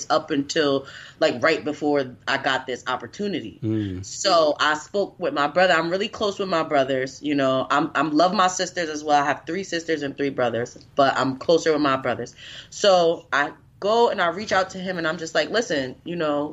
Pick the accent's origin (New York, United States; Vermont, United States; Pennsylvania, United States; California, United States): New York, United States; New York City; moved away as an adult; also born or lived in North Carolina; now in New York City, United States; I'm originally from New York City